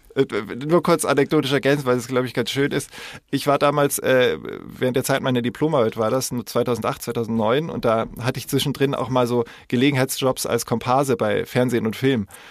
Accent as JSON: {"language": "German", "town": "Koblenz", "region": "Rhineland-Palatinate", "country": "Germany", "tie": "born or raised there", "said": "in der Nähe von wo ich aufgewachsen bin, Koblenz"}